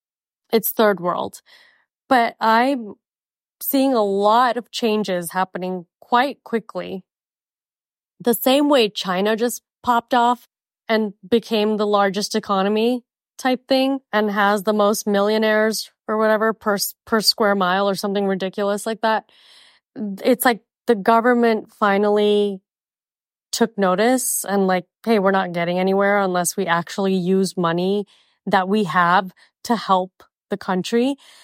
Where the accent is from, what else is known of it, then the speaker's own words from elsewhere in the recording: Mumbai, Maharashtra, India; And I'm from Mumbai, you know, and my parents, they go multiple times a year.